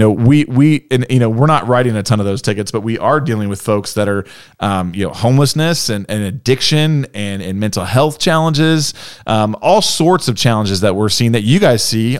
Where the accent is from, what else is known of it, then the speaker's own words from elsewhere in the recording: Noblesville, Indiana, United States; when I was growing up in Noblesville.